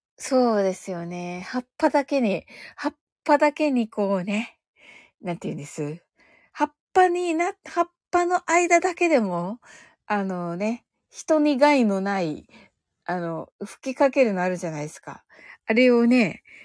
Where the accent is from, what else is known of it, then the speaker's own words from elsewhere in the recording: Kyushu, Japan; accent: Kyushu dialect; 私九州人なんで